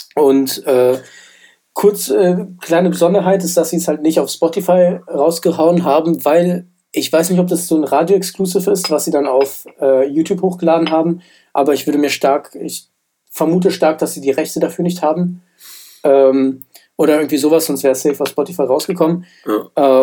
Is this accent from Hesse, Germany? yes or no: yes; Frankfurt, Hesse, Germany; ich bin ja in Frankfurt aufgewachsen